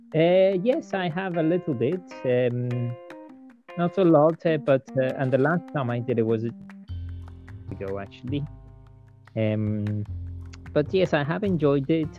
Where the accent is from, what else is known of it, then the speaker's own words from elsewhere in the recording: Colombia; now in Cornwall, United Kingdom; I am originally from Colombia, but now I live in uh, Cornwall in England.